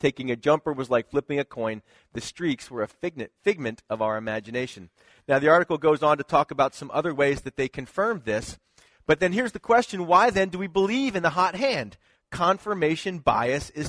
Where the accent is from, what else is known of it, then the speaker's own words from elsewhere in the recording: Philadelphia, Pennsylvania, United States; That's my hometown